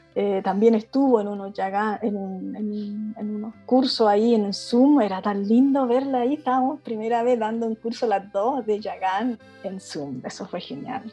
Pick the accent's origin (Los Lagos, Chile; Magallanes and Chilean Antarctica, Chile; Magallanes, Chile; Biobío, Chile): Biobío, Chile; Concepción; moved away; also born or lived in Santiago; nací en Concepción